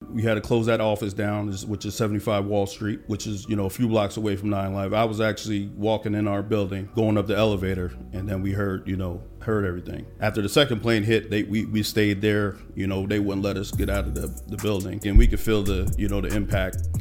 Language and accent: English; Allentown, Pennsylvania, United States; now in Atlanta, United States; I'm from a small town, uh, Allentown, Pennsylvania